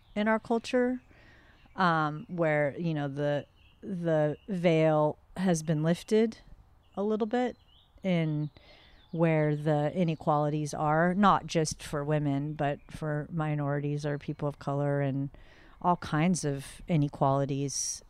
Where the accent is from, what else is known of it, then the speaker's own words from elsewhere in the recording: the Northwest, Pacific Northwest, United States; moved away as an adult; now in North County, San Diego, United States; I grew up in the Northwest